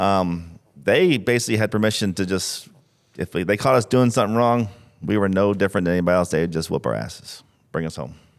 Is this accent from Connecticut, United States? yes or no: no; St. Petersburg, Florida, United States; Born and raised in Saint Pete.